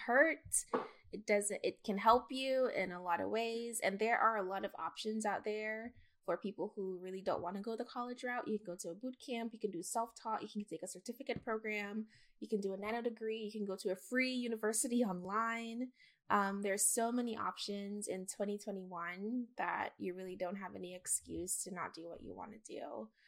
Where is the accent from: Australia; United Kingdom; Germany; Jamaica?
Jamaica; now in United States; as a Jamaican immigrant